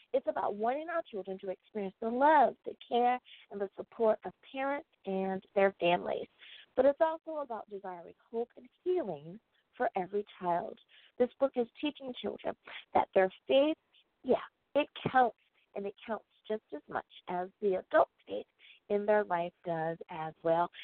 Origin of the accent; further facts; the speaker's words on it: United States; my home country, that is the United States of America